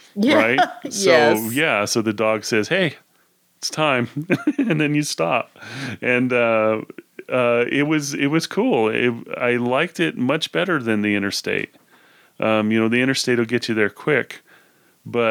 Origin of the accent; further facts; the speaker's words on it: Idaho Falls, Idaho, United States; also born or lived in Tucson, Arizona; now in Logan, United States; I grew up in Idaho Falls, and now I'm in Logan, Utah, and I went to college in Tucson